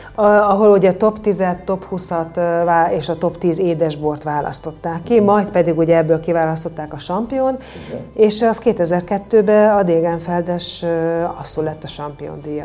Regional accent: Bodrogkisfalud, Borsod-Abaúj-Zemplén, Hungary; a borvidéken születtem, egész pontosan Bodrog kisfaludon

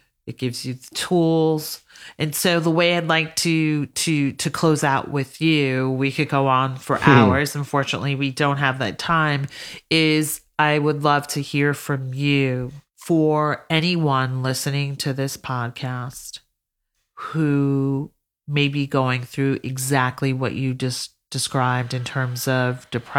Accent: Georgia, United States; also born or lived in Alabama; now in California, United States; I grew up in Georgia, went to school in Alabama. Now I'm in Cali

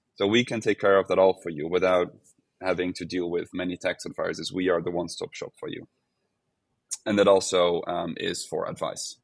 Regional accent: Netherlands; now in Portugal; I'm from the Netherlands, so I've, I've kept working for the Netherlands

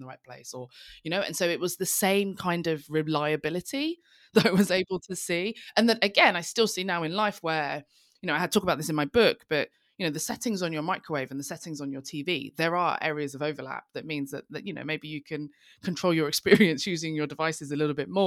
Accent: London, United Kingdom; I'm from East London. We live on an A road

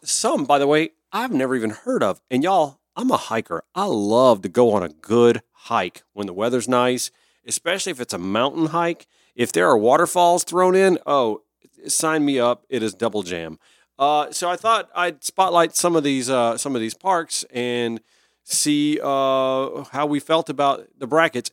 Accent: area of Mistletoe State Park, Georgia, United States; I've been to Mistletoe State Park. Uh, that's in my hometown.

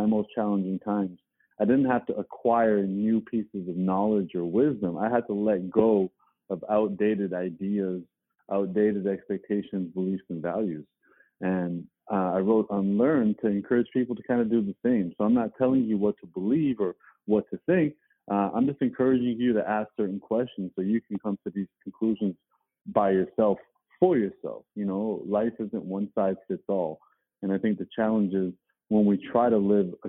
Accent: Toronto, Ontario, Canada; I was born and raised in Toronto.

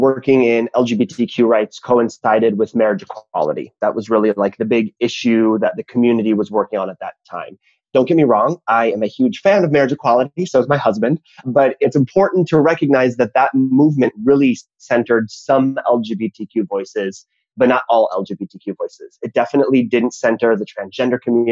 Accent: Minnesota, United States; I grew up in Minnesota in the 80s and the 90s

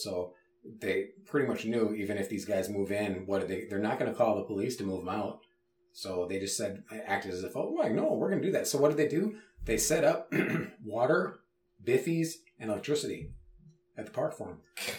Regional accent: Minneapolis, Minnesota, United States; We're from Minneapolis.

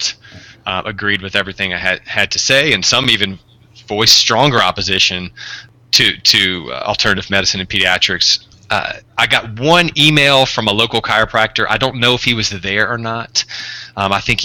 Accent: Deep South, United States; I'm actually from the Deep South

